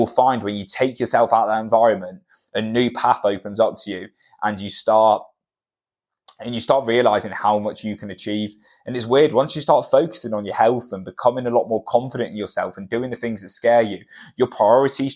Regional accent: Cornwall, South West England, United Kingdom; moved away; where we're from, like I'm from Cornwall, and it's a very small town mentality

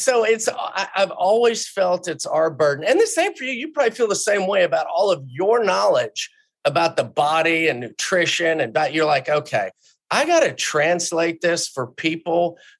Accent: Houston, Texas, United States; I grew up in Houston

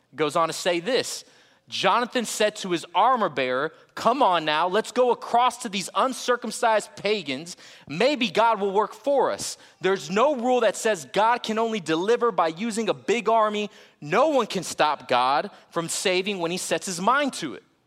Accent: Florida, United States; now in Texas, United States; I'm from Florida

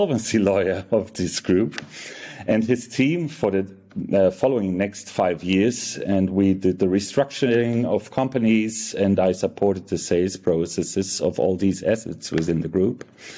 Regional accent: Munich, Bavaria, Germany; also born or lived in Frankfurt, Germany; I was born and raised in Germany, in Munich

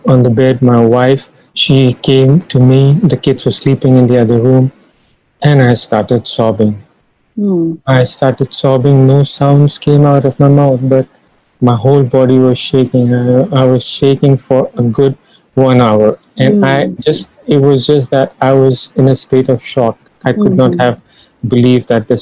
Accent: Ranchi, Jharkhand, India; moved away as an adult; now in Guyana; I reached my hometown, which is Ranchi

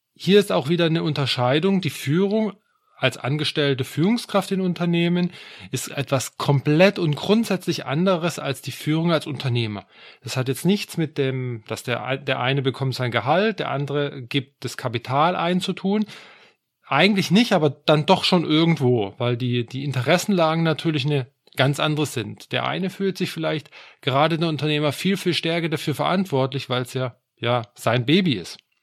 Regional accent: Swabia, Germany; würde ich jetzt als Schwabe sagen

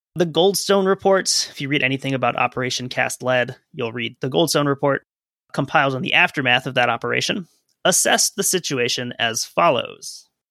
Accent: United States; our role as white American males

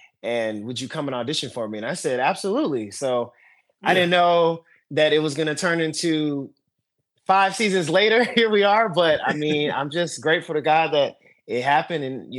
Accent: East Coast, United States; You know, I'm born and raised on the East Coast. You know, all my family is from Maryland to Massachusetts to Florida.

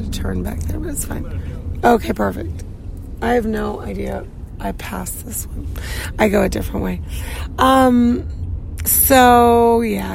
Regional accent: Arizona, United States; now in New York City, United States; I was born in Arizona

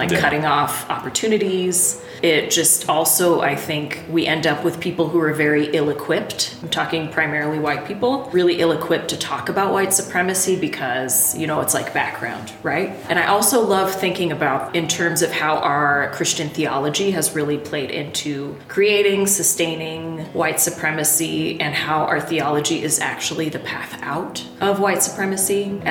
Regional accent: Pacific Northwest, United States; moved away as an adult; now in Nashville, United States; I grew up in the Pacific Northwest

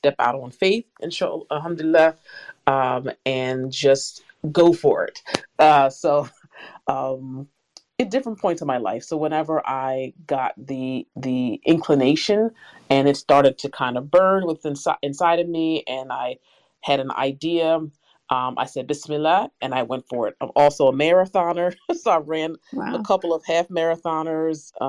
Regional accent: Philadelphia, Pennsylvania, United States; now in New Jersey, United States; I'm originally from Philadelphia, Pennsylvania, now in New Jersey

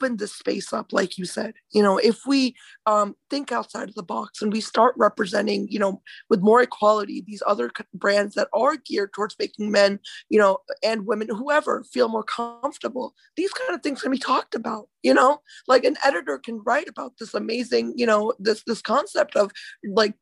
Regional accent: India; moved away; I'm from India, right? So I was born there

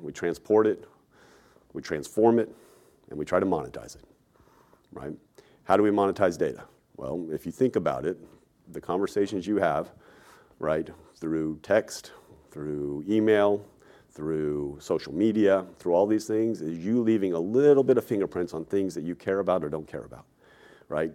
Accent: Texas, United States; moved away as an adult; also born or lived in New York; I'm a Texan, right? Born and raised there, went and lived in New York for roughly fifteen years, moved back to Texas

